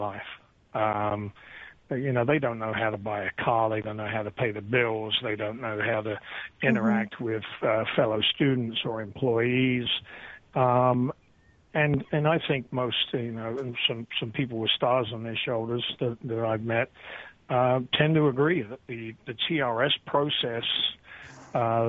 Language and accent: English; United Kingdom; moved away as an adult; now in United States; I'm a British veteran of 10 years